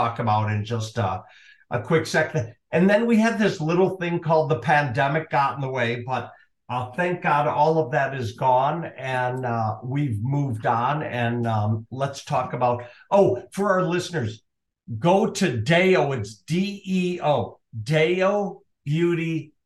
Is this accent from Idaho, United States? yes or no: no; Minnesota, United States; moved away; I'm from Minnesota originally